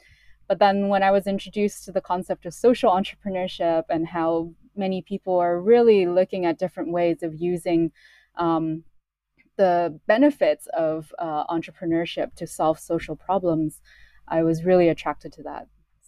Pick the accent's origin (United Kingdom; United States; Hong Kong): Hong Kong; also born or lived in Canada; I moved to Canada when I was four. And then when I was eight, I moved back to Hong Kong. So I was born in Hong Kong.